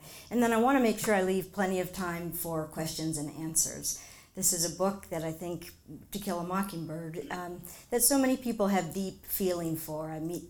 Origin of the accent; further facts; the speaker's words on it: Madison, Wisconsin, United States; moved away; I'm from Madison, Wisconsin, have a lot of family in Black River Falls, Wisconsin.